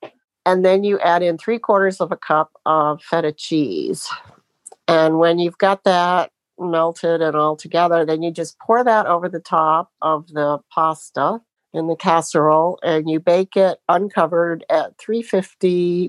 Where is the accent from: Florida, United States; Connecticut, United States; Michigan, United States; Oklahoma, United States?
Florida, United States; Sebring; I'm from Sebring, Florida.